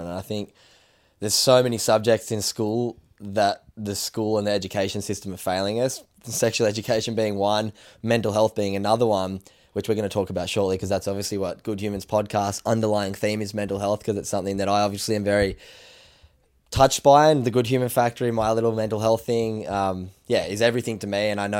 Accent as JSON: {"language": "English", "region": "New South Wales", "country": "Australia", "tie": "born or raised there", "said": "so we live on the, I grew up on the Northern Beaches too, just around the corner from where Till lives, and Freshwater High School is like your last 2 years of high school"}